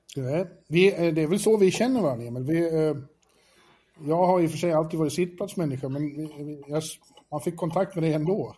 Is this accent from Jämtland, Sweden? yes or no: no; Borlänge, Dalarna County, Sweden; moved away as an adult; also born or lived in Falun / Stockholm / Manhattan; now in New York, United States; jag växte upp i Borlänge